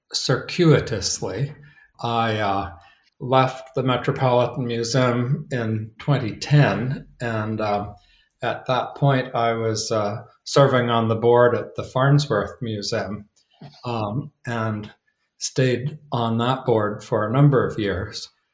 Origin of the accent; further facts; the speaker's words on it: North Haven, Maine, United States; moved away as an adult; also born or lived in New York City, United States; I took the ferry from Rockland out to North Haven. And that's where I grew up